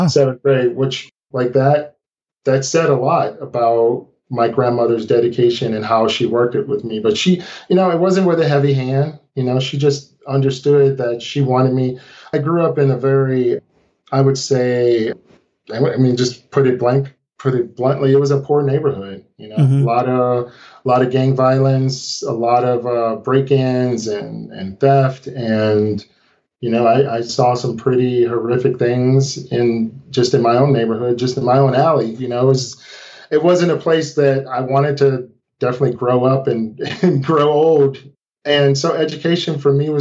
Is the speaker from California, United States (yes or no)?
no; St. Louis, Missouri, United States; I grew up in St. Louis, Missouri